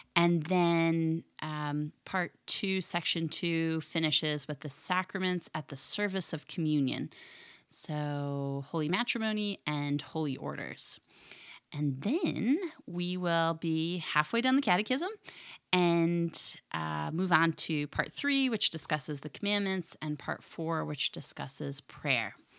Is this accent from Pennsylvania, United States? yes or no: yes; Philadelphia, Pennsylvania, United States; I'm from the Philadelphia area